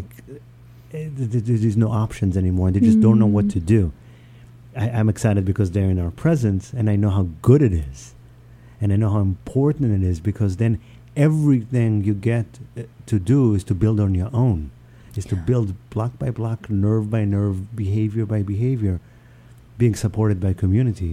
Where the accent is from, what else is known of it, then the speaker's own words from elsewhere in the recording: New York City, New York, United States; also born or lived in Israel; I grew up in New York City, I guess in Israel, but New York City was my teenage and upwards.